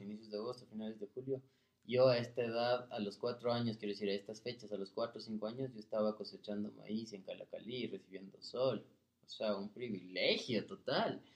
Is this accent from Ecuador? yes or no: yes; Ecuador; somos los ecuatorianos